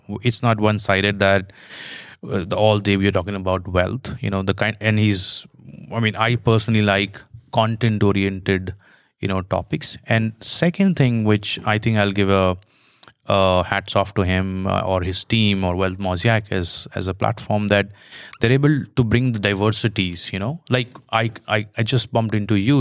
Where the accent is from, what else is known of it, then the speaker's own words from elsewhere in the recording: Jaipur, Rajasthan, India; I grew up in India